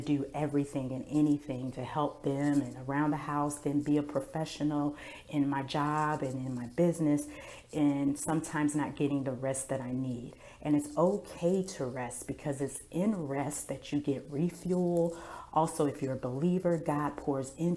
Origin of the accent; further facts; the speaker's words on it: Milwaukee, Wisconsin, United States; now in Duncan, United States; I am originally from Milwaukee, Wisconsin